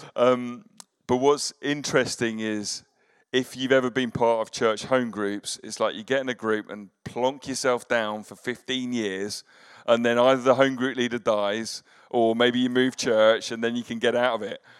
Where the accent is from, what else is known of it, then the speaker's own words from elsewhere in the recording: United Kingdom; as British people